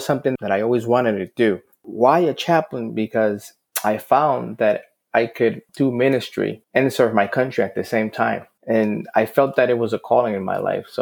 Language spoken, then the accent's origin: English; Fajardo, Puerto Rico; I grew up in Fajardo, Puerto Rico